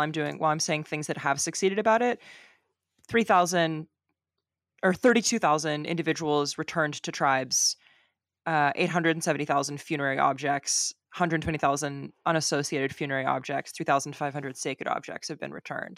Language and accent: English; California, United States; accent: California; my California accent